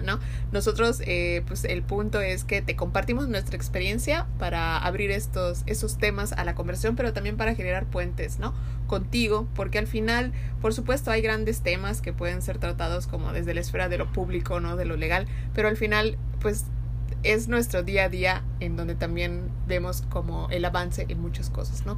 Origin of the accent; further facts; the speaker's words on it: Yucatán, Mexico; nosotros somos de México, del estado de Yucatán